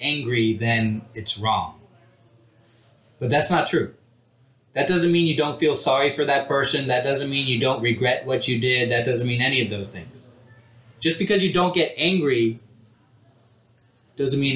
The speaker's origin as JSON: {"language": "English", "town": "Houston", "region": "Texas", "country": "United States", "tie": "born or raised there", "also_born_or_lived": "India", "said": "I grew up here in Houston"}